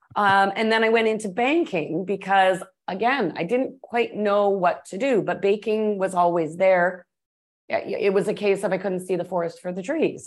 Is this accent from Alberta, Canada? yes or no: no; Toronto, Ontario, Canada; moved away as an adult; also born or lived in Atlanta / Texas / Colorado / New Orleans; I was born in Atlanta, grew up in Toronto, went back to the States to work and cook a bit